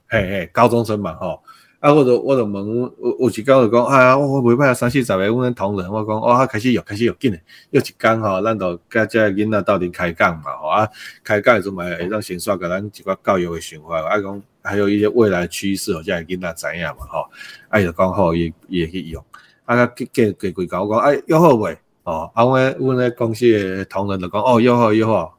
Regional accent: Taiwan; 我们台湾人是这个海洋的子民，海盗的，哦，都是甚至讲说我们是海盗的后代啊

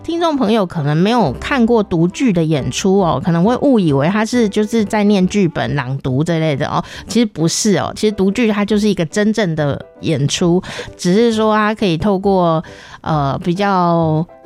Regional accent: Taichung, Taiwan; also born or lived in Taipei; 像我是在台中

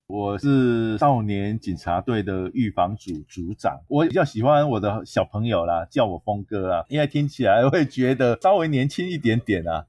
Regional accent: Taiwan; 对于我们台湾的国际形象确实是不大OK的啦

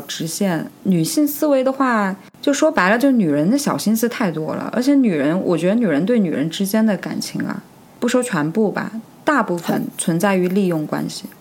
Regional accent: China; 很多我们中国人为什么活得那么累？

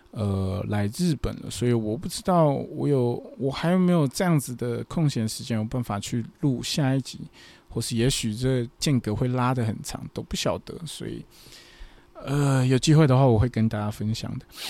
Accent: Taiwan; moved away as an adult; now in Fukuoka, Japan; 我是台湾人嘛，我一个台湾人

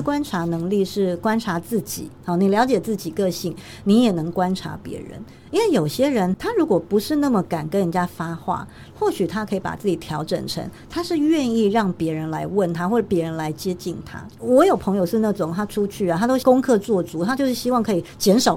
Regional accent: Taiwan; 我从台湾来

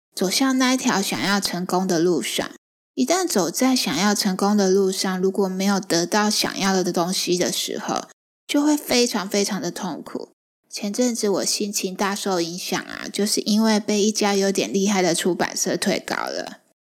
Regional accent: Taiwan; moved away as an adult; also born or lived in Beijing, China; 是嘉义人

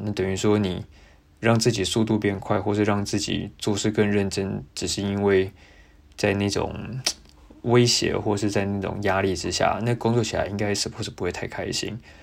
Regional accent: Taiwan; now in Melbourne, Australia; 我来自台湾

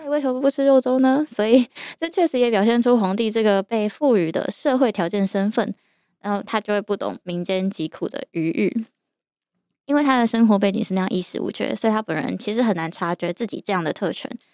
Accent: Yilan, Yilan County, Taiwan; moved away as an adult; also born or lived in Taipei; 我从小在宜兰长大， 大学之后才开始在台北住

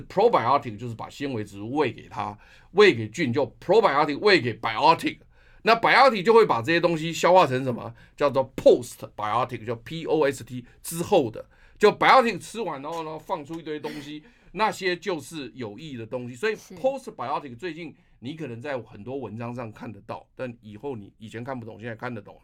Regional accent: Taiwan; 我们台湾人

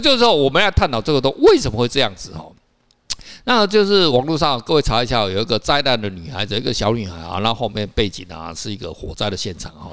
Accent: Taiwan; 我们台湾人不知道嘛

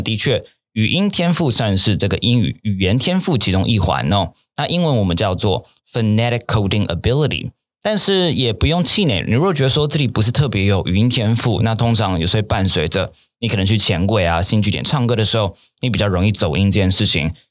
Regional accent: Taiwan; also born or lived in Japan; 因为我是台湾人嘛

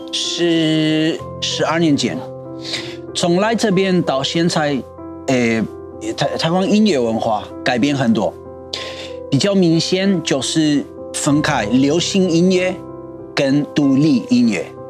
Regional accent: Argentina; Chinese is a second language; moved away as an adult; now in Taiwan; 到我出生的地方

